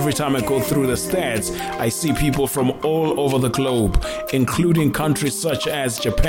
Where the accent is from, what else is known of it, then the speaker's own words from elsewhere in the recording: South Africa; my country, South Africa, Mzansi